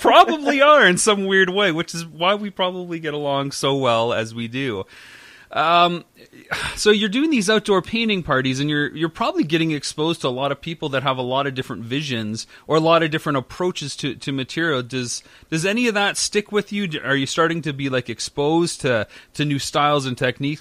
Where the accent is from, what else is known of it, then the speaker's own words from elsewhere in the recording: London, Ontario, Canada; moved away; I'm from London as well.